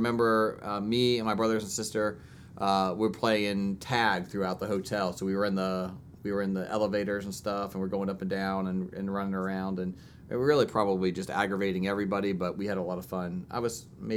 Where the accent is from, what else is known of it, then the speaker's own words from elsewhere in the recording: Orlando, Florida, United States; I grew up in Orlando, Florida